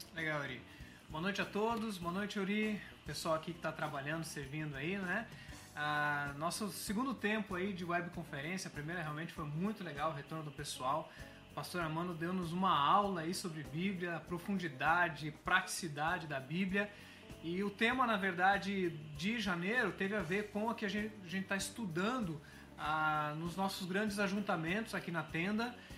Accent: Curitiba, Paraná, Brazil; Eu sou de Curitiba, sou do Paraná, mas o meu pai é baiano

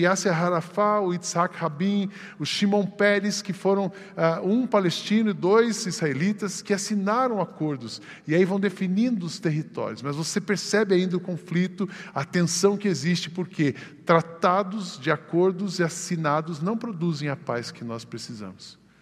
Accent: Brazil; Somos brasileiros, temos passaporte

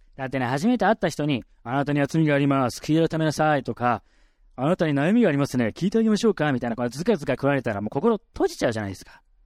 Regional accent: Yokohama, Kanagawa, Japan; 僕は神奈川県横浜市出身

